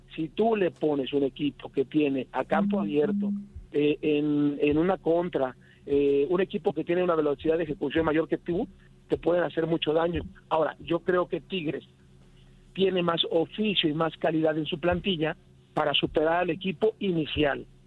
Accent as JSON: {"language": "Spanish", "country": "Mexico", "said": "como mexicano"}